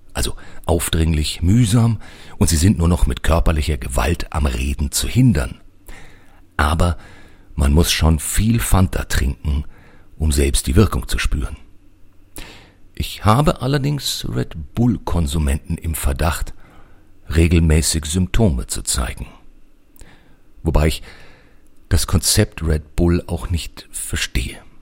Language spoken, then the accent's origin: German; Germany; wir als Deutsche